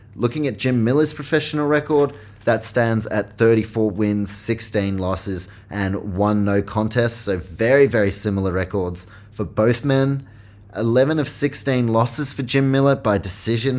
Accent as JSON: {"language": "English", "country": "New Zealand", "said": "I am from New Zealand"}